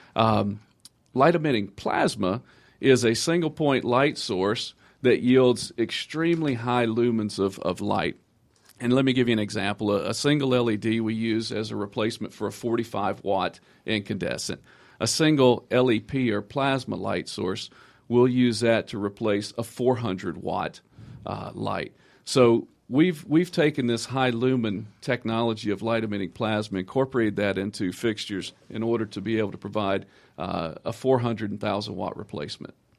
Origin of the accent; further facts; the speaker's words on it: Georgia, United States; I'm actually from Georgia